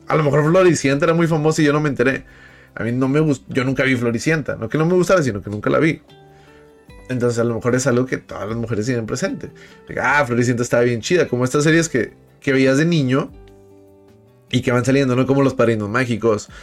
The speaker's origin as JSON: {"language": "Spanish", "town": "Monterrey", "region": "Nuevo León", "country": "Mexico", "said": "Yo soy de Monterrey"}